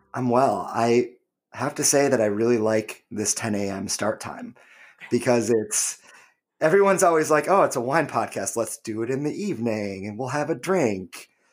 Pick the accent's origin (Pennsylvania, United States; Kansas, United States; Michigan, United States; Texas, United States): Michigan, United States; now in Hudson Valley, United States; Michigan, my home state